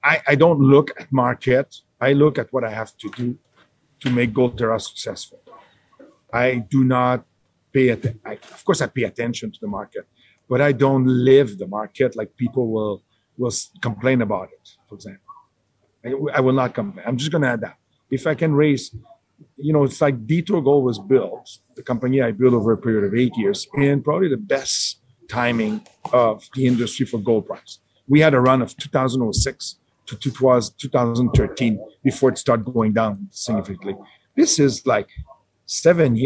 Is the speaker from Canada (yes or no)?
yes; Canada; I'm a Canadian person. I work in Canada.